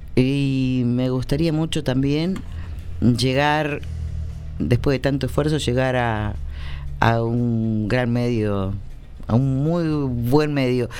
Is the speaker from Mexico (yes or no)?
no; Argentina; yo soy argentina